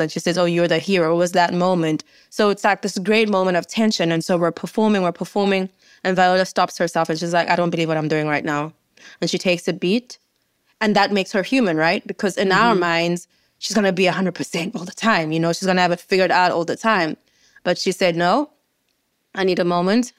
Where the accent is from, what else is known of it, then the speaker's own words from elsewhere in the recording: South Africa; I, as a South African, had no clue about